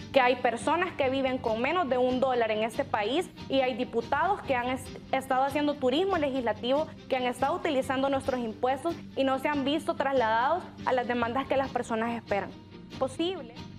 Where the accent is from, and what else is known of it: El Salvador